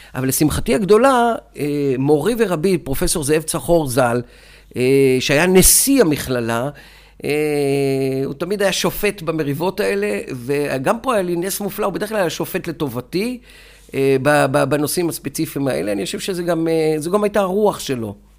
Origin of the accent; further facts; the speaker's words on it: Beersheba, Southern District, Israel; moved away as an adult; now in Gedera, Israel; אני נולדתי וחייתי בבאר שבע, היום אני חי בגדרה, אה, אבל רוב חיי חייתי בבאר שבע